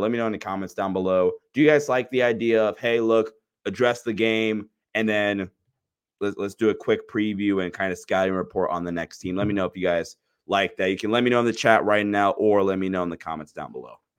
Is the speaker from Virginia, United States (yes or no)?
no; Ohio, United States; I'm from Ohio